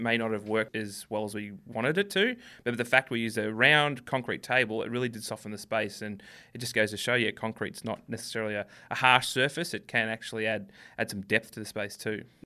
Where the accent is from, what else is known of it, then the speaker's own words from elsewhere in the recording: Melbourne, Victoria, Australia; we're from Melbourne